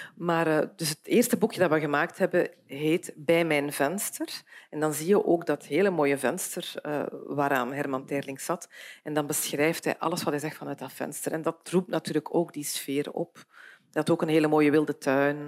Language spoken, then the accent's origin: Dutch; Beersel, Flanders, Belgium; ik ben opgegroeid in Beersel.